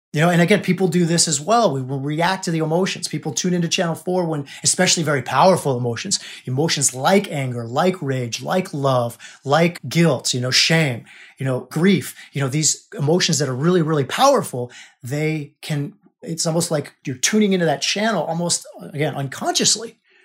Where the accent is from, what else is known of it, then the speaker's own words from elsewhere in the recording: United States; I was born in America, right? I'm an American.